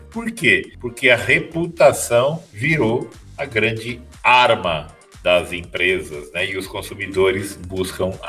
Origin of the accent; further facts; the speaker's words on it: Campo Grande, Mato Grosso do Sul, Brazil; Eu sou de Campo Grande, no Mato Grosso do Sul. Estava vindo para São Paulo para participar de um projeto na internet e perdi o voo